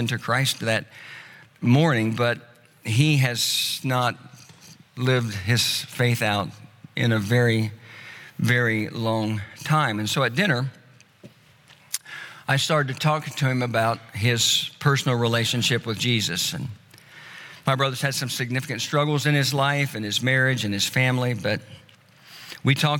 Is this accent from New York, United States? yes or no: no; Tulsa, Oklahoma, United States; moved away; Tulsa, which is my hometown